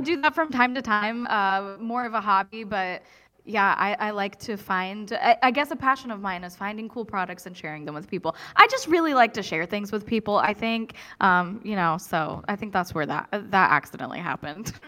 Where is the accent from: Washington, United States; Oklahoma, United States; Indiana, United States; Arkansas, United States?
Indiana, United States; Kokomo; as a Kokomoian, when you travel outside of town and people ask you where are you from, you tell them Kokomo, Indiana.